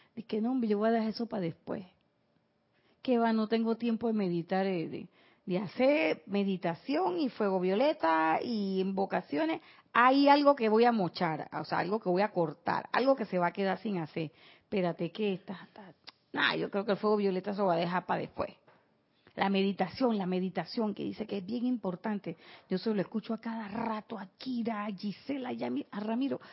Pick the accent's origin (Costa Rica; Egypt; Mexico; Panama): Panama; así son los panameños